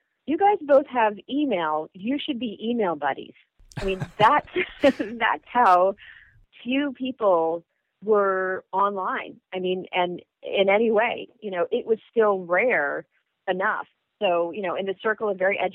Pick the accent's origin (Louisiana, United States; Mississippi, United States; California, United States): California, United States; I'm from California